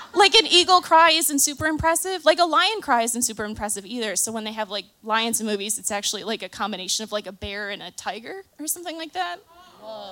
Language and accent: English; Chicago, Illinois, United States; I am from Chicago